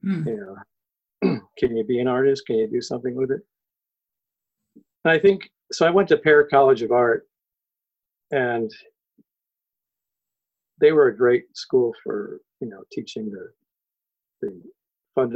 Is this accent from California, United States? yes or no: no; Connecticut, United States; I was born in Connecticut, so I was raised in New England, and I'm definitely a New England person